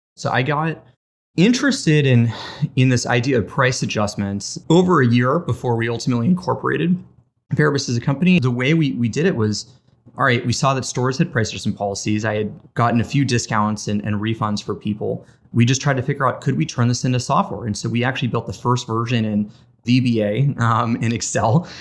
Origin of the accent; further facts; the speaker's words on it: Las Vegas, Nevada, United States; moved away as an adult; also born or lived in Boston; I was born and raised in Las Vegas, Nevada. lived there for eighteen years